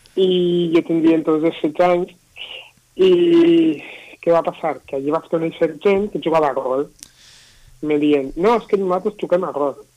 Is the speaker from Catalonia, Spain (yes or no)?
no; Castellón de la Plana, Valencian Community, Spain; yo originalment soc de Castelló